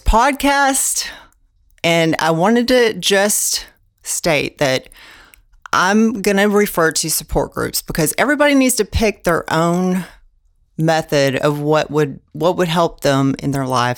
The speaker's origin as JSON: {"language": "English", "town": "Houston", "region": "Texas", "country": "United States", "said": "I'm from Houston, Texas"}